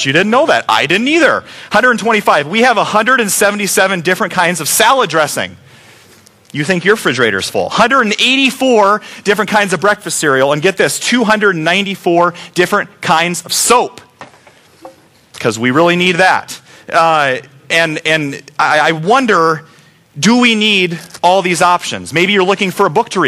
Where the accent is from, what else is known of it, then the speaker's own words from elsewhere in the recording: United States; We as Americans love choices